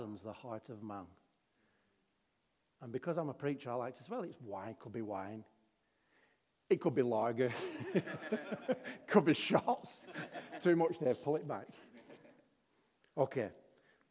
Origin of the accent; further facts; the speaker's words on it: Darwin, Northern Territory, Australia; I'm from Darwin